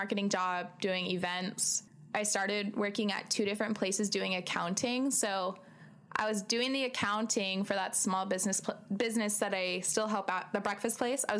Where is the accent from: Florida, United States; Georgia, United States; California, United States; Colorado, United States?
California, United States; La Habra; I started working at that breakfast place in La Habe, in my hometown.